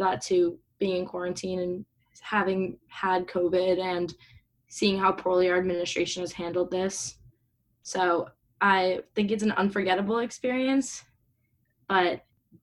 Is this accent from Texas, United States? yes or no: no; Connecticut, United States; I'm from a small town, so I did participate in my town, and I'm from Connecticut